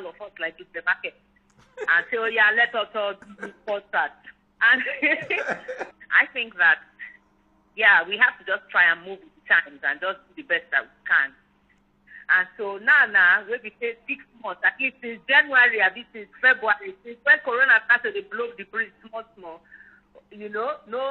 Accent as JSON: {"language": "English", "town": "Warri", "region": "Delta", "country": "Nigeria", "tie": "born or raised there", "also_born_or_lived": "Rivers State", "said": "my hometown in Warri."}